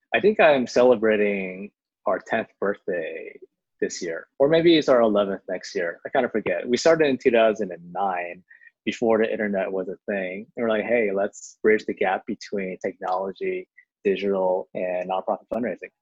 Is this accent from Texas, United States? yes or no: yes; Houston, Texas, United States; first language Chinese; English is a second language; moved away; also born or lived in Harlem, New York; I'm born in Houston, Texas, and they sent me to ESL because I learned Chinese first at home